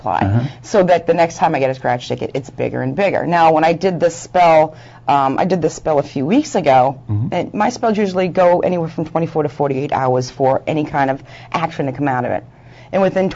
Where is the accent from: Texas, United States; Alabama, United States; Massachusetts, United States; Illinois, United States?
Massachusetts, United States; Boston; City girl. I am from Boston area